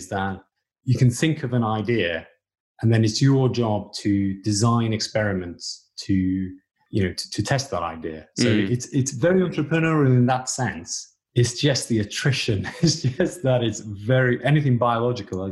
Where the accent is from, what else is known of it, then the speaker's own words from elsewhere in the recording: Wales, United Kingdom; moved away; I grew up in Wales.